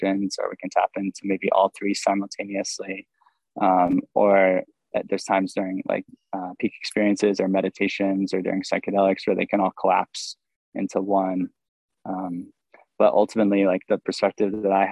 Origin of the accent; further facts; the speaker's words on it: Maine, United States; I was born on my birth certificate in 1990 when I was born in Maine